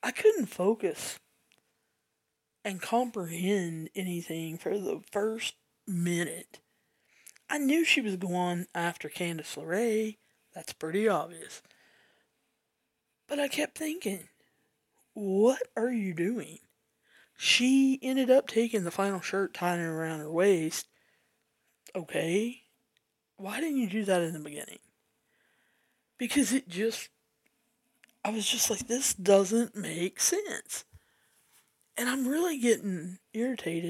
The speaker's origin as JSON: {"language": "English", "region": "the South", "country": "United States", "said": "I'm from the South."}